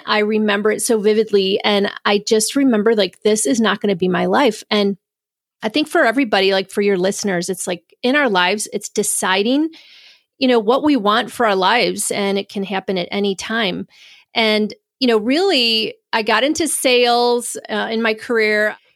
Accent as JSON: {"language": "English", "town": "Spencerport", "region": "New York", "country": "United States", "tie": "born or raised there", "said": "Originally, I'm from Rochester, New York. I grew up in a little town called Spenceport, so actually a little suburb of Rochester"}